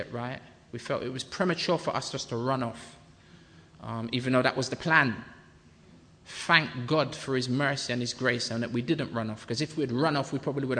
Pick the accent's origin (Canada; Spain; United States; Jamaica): Jamaica; I'm Jamaican